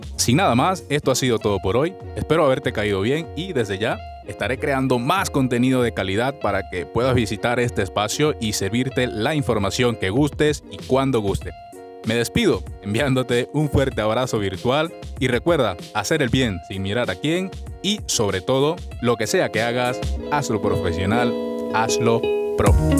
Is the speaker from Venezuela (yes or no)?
yes; Venezuela; moved away as an adult; soy un venezolano que, al igual que muchas otras personas, he emigrado a otro país en busca de mejores oportunidades